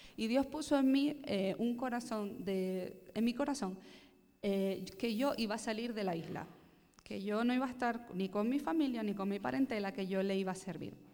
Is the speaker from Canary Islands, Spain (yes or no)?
yes; Gran Canaria, Canary Islands, Spain; nací en las Islas Canarias, en la isla de Gran Canaria concretamente